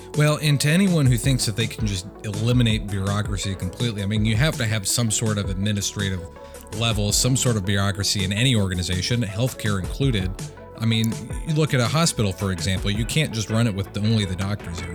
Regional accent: Michigan, United States; my home state of Michigan

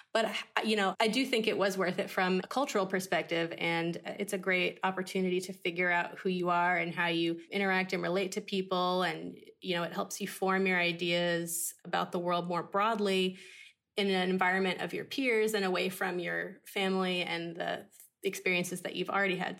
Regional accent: Arkansas, United States; moved away as an adult; also born or lived in Boston / Los Angeles; now in Tennessee, United States; I could have gone to college in my home state, which is Arkansas

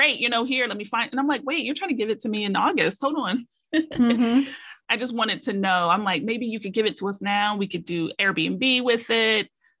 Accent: Columbus, Ohio, United States; now in Cincinnati, United States; I'm from Columbus. I live in Cincinnati. We have family in Columbus

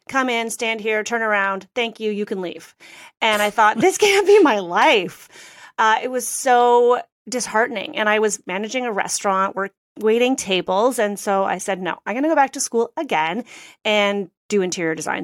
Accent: Canada; I'm Canadian

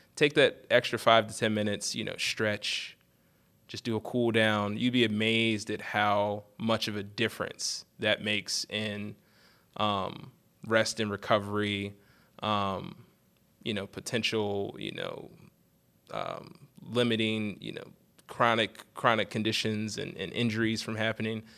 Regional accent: Eastern Shore of Maryland, United States; I'm originally from the Eastern Shore of Maryland, um, and I went to high school at, uh, Parkside High School

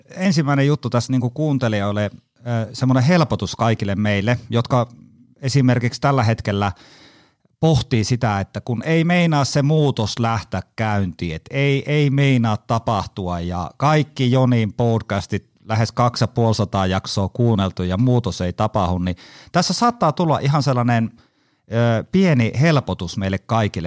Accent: Haapajärvi, North Ostrobothnia, Finland; accent: Haapajärvi dialect; moved away; also born or lived in Kajaani; alun perin Haapajärveltä, eli murret tulee sieltä. Ja moni luulee mua savolaiseksi, mutta ei, kyllä mä oon Haapajärveltä

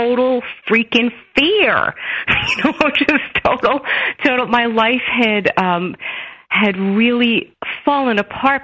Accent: New York City, New York, United States; born or raised there

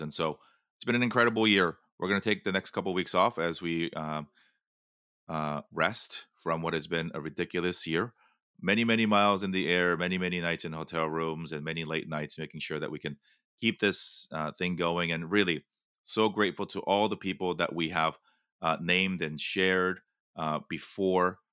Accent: Los Angeles, California, United States; my hometown of Los Angeles

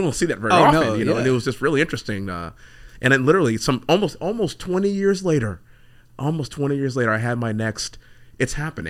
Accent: Houston, Texas, United States; That's what I am, a Houston, Texas guy. Yeah, Houston, Texas guy

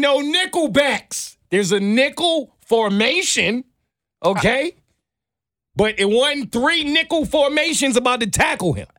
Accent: New York City, New York, United States; I grew up in Brooklyn

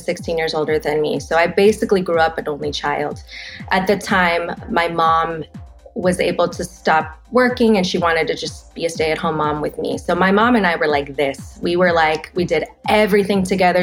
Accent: Los Angeles, California, United States; I'm born and raised in Los Angeles.

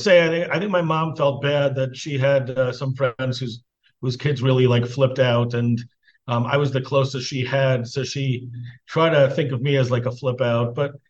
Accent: New York City, New York, United States; So I grew up in Queens, in Flushing, New York. And I grew up in a family. You know, my mother, I think, was, you know, was, I guess you'd say, 1940s, 1950s observant. You know, I mean, I think they kept a kosher home

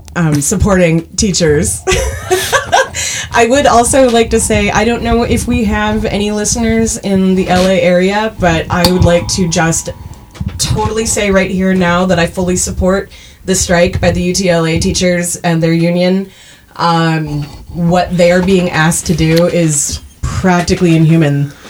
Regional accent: Canada; accent: Canadian; My Canadian accent did sneak out a lot when we were talking about Letterkenny earlier.

